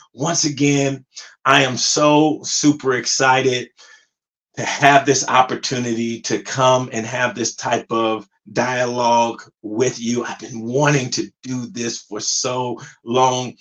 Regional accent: Compton, California, United States; also born or lived in Pasadena, California; I'm originally from um, Compton, California, and I grew up in Compton back in the 80s

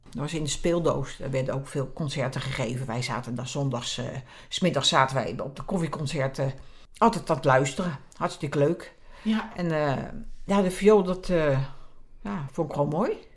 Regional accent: Zaanstreek, North Holland, Netherlands; bij ons in de Zaanstreek had je een, een, programma

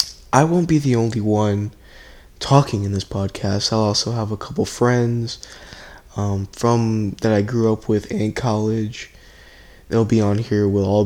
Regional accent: Puerto Rico; I'm originally from Puerto Rico. I know I don't sound like it, but, but I can assure you guys that I am. You know, great island, miss my family over there.

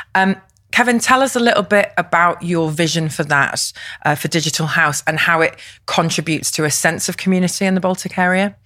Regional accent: Liverpool, North West England, United Kingdom; growing up in Liverpool myself

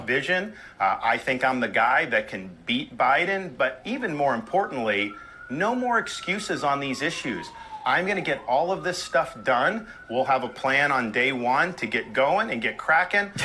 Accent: Florida, United States; I was born and raised in Florida.

